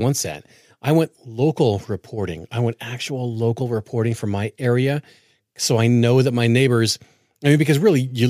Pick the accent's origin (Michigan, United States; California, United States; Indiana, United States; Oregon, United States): Oregon, United States; Portland; I grew up in Portland, and I hate watching my city burn.